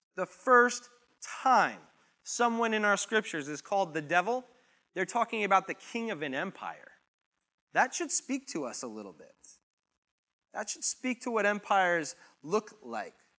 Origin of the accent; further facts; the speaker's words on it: United States; I was born in America. I'm here in America